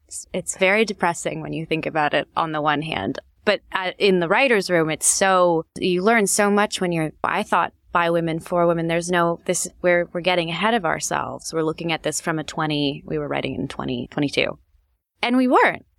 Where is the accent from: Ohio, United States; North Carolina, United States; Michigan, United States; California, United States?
California, United States; Los Angeles; also born or lived in Chicago; I lived in Chicago when I was young, really young, and then we moved to Los Angeles. I think I was in third grade. L A is my hometown.